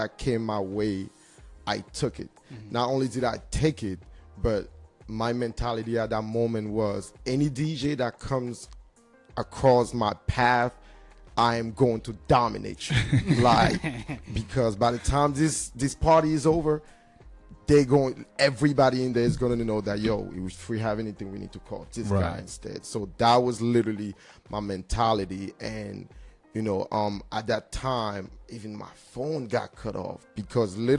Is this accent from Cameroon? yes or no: yes; Cameroon; now in United States; I'm from Cameroon.